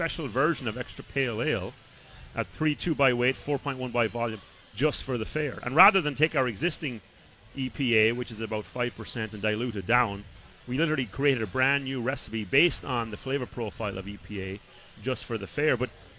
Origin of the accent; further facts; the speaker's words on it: Iowa, United States; I'm actually from Iowa.